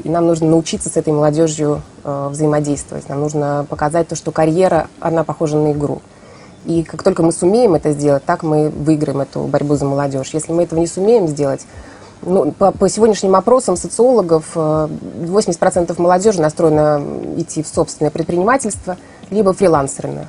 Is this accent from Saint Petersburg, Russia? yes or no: yes; Saint Petersburg, Russia; я петербурженка